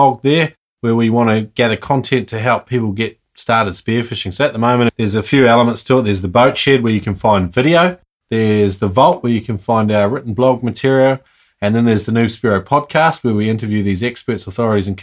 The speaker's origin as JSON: {"language": "English", "country": "New Zealand", "said": "I'm from New Zealand"}